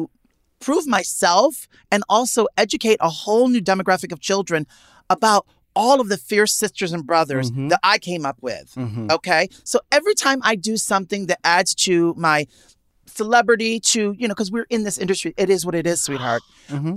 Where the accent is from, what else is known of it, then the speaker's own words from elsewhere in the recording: New York City, New York, United States; growing up in Manhattan